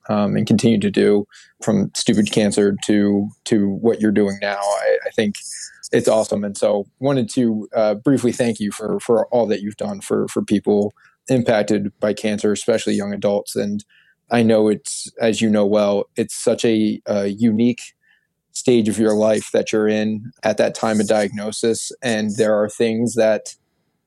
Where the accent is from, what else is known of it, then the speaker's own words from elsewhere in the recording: outside of Philadelphia, Pennsylvania, United States; also born or lived in Syracuse, New York; my hometown outside of Philadelphia